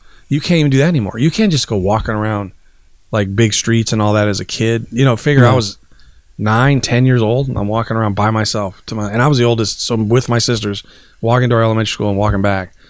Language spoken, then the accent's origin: English; Lynwood, United States; I will say when I grew up once, I was growing up in Linwood.